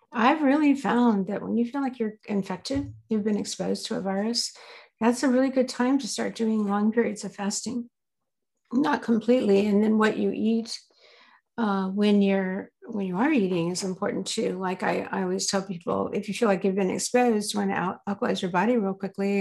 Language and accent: English; the South, United States; I grew up in the South